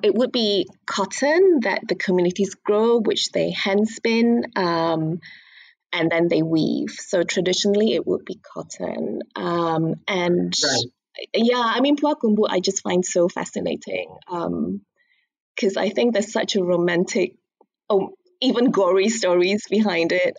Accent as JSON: {"language": "English", "town": "Kuching", "region": "Sarawak", "country": "Malaysia", "tie": "born or raised there", "also_born_or_lived": "London", "moved": "as an adult", "lives_now": "Jakarta, Indonesia", "said": "I grew up in Kuching"}